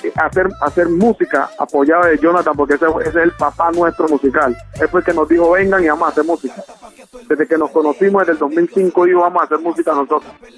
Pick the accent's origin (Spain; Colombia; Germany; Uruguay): Colombia; Buenaventura, Valle del Cauca